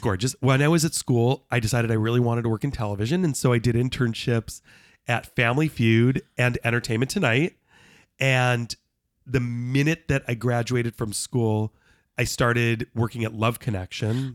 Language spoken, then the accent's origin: English; Los Angeles, California, United States; moved away as an adult; also born or lived in Knoxville; growing up in Los Angeles with not a single member of my family in, in the entertainment